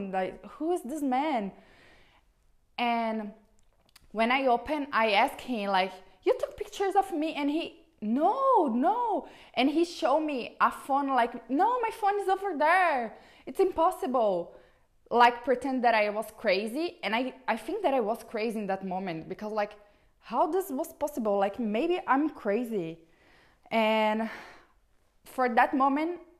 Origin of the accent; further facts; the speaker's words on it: Brazil; English is a second language; I'm from Brazil